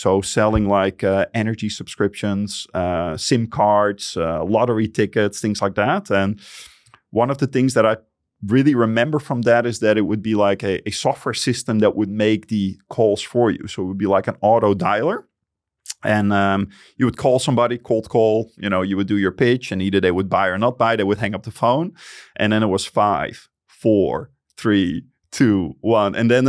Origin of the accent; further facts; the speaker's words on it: Friesland, Netherlands; I grew up in Friesland. And for the people that don't know what Friesland is, it's a tiny province of the Netherlands.